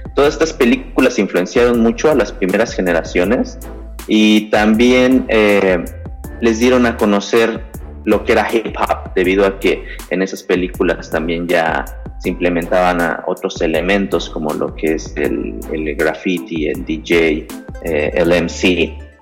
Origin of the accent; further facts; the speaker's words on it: Mexico City, Mexico; yo soy de la Ciudad de México, esto al centro de la República Mexicana